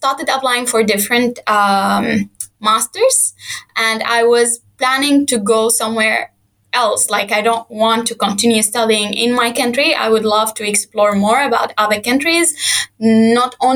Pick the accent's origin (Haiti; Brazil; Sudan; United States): Sudan; moved away as an adult; I am from Sudan. I studied there my whole life